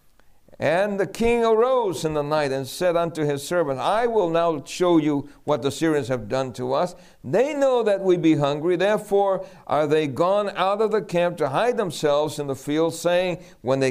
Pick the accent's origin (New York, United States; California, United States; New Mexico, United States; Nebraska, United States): New York, United States; New York City; also born or lived in El Fanguito, Puerto Rico; We grew up in New York City